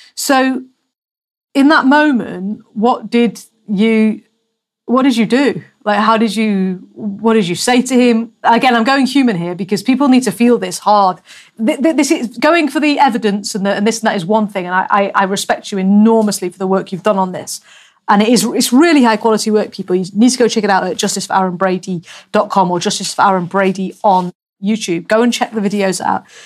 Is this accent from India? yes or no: no; England, United Kingdom; moved away as an adult; I'm English